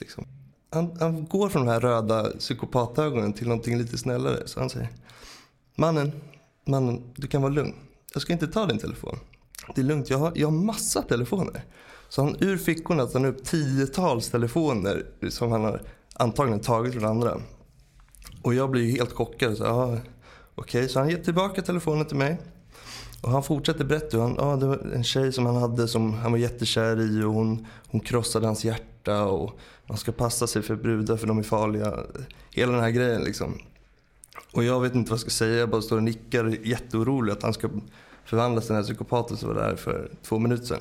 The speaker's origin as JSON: {"language": "Swedish", "town": "Stockholm", "region": "Stockholm County", "country": "Sweden", "said": "jag kom från Bromma"}